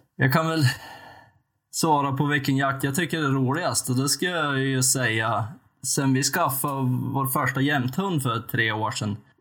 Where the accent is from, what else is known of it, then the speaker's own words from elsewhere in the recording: western Jämtland, Sweden; född och uppvuxen i västra Jämtland